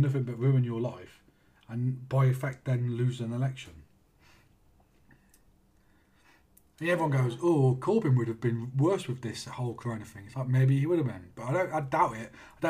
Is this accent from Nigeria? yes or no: no; Australia; I'm fucking Australian. What do I care about what Australians think?